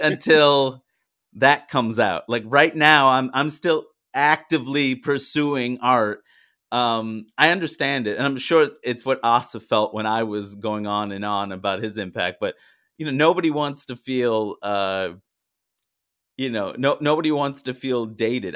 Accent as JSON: {"language": "English", "town": "New York City", "region": "New York", "country": "United States", "tie": "born or raised there", "also_born_or_lived": "London, United Kingdom", "said": "growing up in New York"}